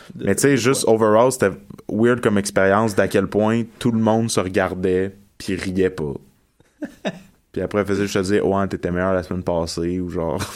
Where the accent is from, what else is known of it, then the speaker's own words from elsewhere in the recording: Montreal, Quebec, Canada; je viens de Montréal